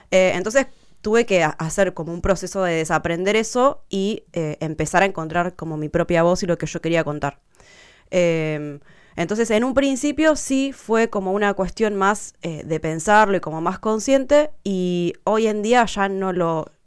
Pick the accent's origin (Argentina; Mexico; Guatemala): Argentina; Río Gallegos, Santa Cruz; moved away as an adult; Yo pasé mi adolescencia en Río Gallegos, de los 12 a los 18 años.